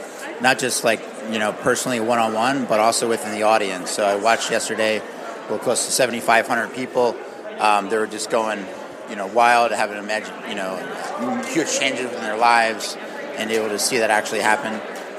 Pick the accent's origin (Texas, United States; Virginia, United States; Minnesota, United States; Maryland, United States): Maryland, United States; Annapolis; Annapolis, Maryland.